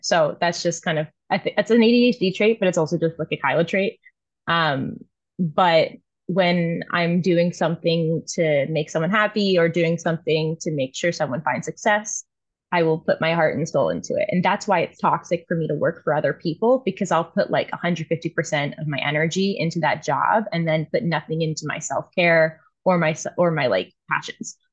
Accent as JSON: {"language": "English", "town": "New Orleans", "region": "Louisiana", "country": "United States", "tie": "born or raised there", "moved": "as an adult", "lives_now": "Toronto, Canada", "said": "That's where I was born and raised"}